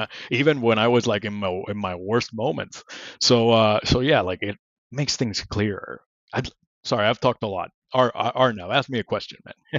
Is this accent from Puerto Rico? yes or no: yes; Puerto Rico; English is a second language; moved away as an adult; I grew up in Puerto Rico